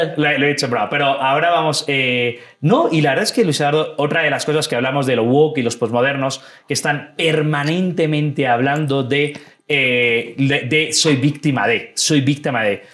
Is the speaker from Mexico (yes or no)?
no; Madrid, Community of Madrid, Spain; moved away as an adult; now in Ecuador; soy eh, orgullosamente español y madrileño